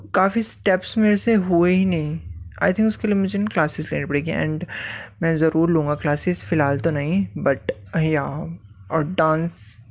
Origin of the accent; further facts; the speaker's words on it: Himachal Pradesh, India; मैं हिमाचल से हूँ